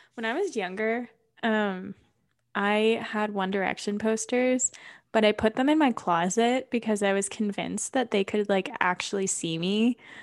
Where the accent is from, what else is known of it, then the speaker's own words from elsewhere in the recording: New Albany, Ohio, United States; moved away as an adult; now in Colorado, United States; I am from New Albany, Ohio.